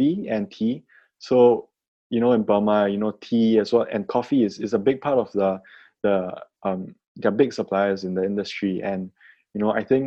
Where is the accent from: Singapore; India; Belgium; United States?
Singapore; as a Singaporean growing up here